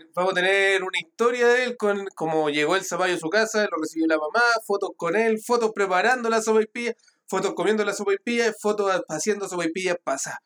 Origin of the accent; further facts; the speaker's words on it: Santiago, Santiago Metropolitan Region, Chile; nosotros que somos de Santiago